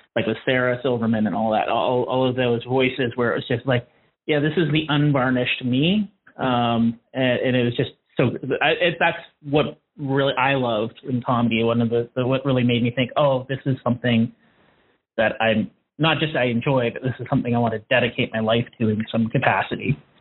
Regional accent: Canada; being Canadian

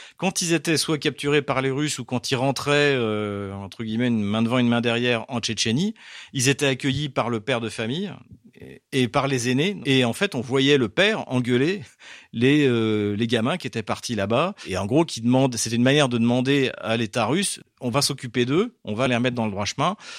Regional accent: France; now in Russia; je suis français

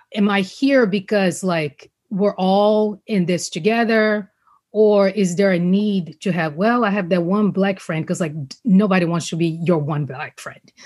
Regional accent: Rio de Janeiro, Brazil; now in United States; growing up in Brazil, this was before I knew I was going to come to the States.

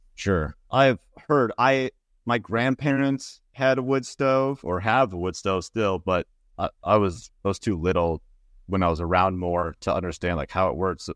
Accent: Minnesota, United States; now in Pacific Northwest, United States; we're from Minnesota

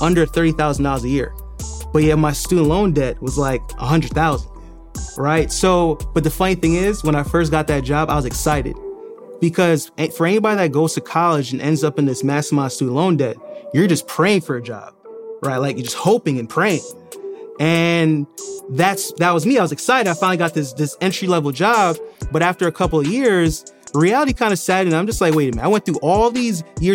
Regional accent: New York City, New York, United States; also born or lived in Jamaica; I was born in Jamaica, but I was raised in Brooklyn, New York

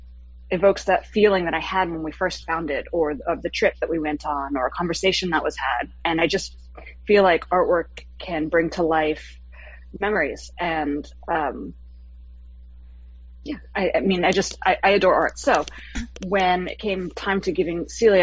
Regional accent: South Florida, United States; I'm from Florida, from South Florida

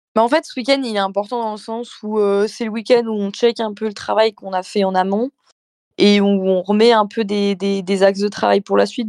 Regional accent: Méribel, Auvergne-Rhône-Alpes, France; je viens de Meribel.

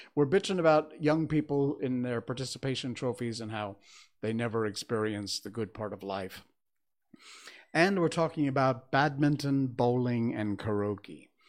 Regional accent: Connecticut, United States; I grew up in Connecticut, so I know from winter snowstorms and winter cold.

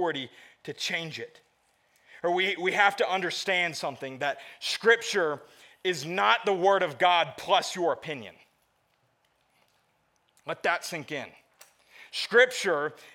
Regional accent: the South, United States; moved away; I grew up in the South

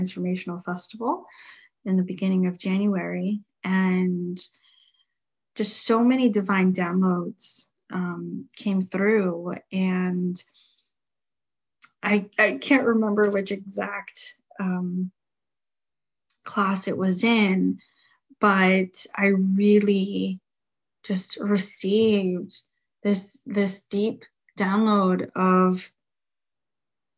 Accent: New Jersey, United States; moved away; my hometown of New Jersey

